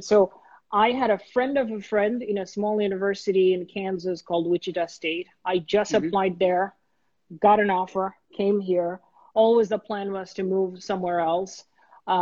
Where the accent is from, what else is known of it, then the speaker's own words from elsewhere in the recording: Dhaka, Dhaka Division, Bangladesh; moved away as an adult; now in United States; I was born and raised in Bangladesh. When I came to the US, I was 19. So I grew up in Dhaka